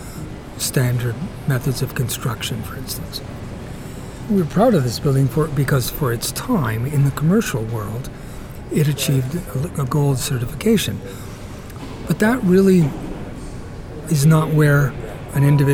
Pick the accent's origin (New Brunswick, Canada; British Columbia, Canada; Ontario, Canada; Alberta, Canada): Ontario, Canada; southern; moved away as an adult; also born or lived in Italy / Toronto, Canada; now in Victoria, Canada; the town I grew up in southern Ontario